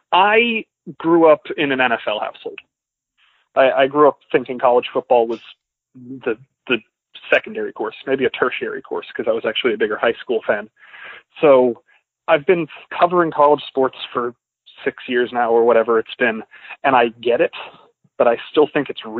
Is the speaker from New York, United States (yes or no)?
no; Georgia, United States; I'm originally from outside of Atlanta.